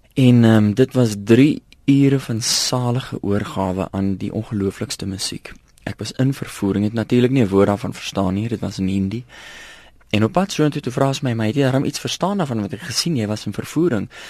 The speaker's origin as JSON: {"language": "Afrikaans", "country": "South Africa", "said": "ek is maar tipies Afrikaner"}